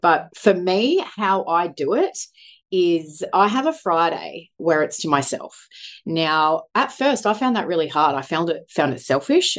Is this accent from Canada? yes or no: no; Sunshine Coast, Queensland, Australia; moved away as an adult; also born or lived in Brisbane / Mackay; Born and bred Sunshine Coast, although moved away to Brisbane and Mackay